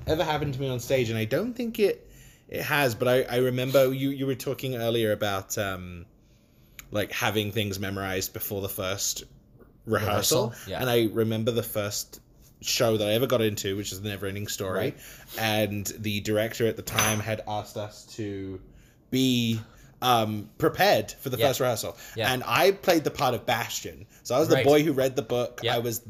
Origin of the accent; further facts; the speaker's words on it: United Kingdom; accent: British; I was the only one that had a British accent. But the director loved my accent so much he wanted me to keep it